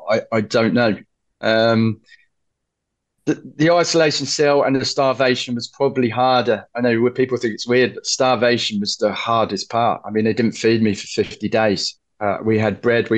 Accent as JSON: {"language": "English", "region": "London", "country": "United Kingdom", "said": "where are you from? I said, London."}